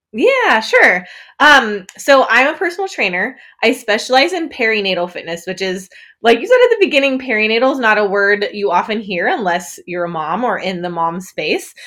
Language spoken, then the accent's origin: English; northern Wisconsin, United States; moved away as an adult; also born or lived in England / Netherlands; now in Muncie, United States; I grew up in northern Wisconsin, basically Canada